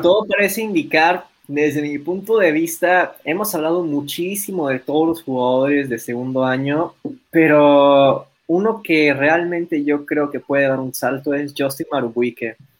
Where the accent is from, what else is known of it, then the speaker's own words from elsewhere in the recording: Mexico; nosotros siendo mexicanos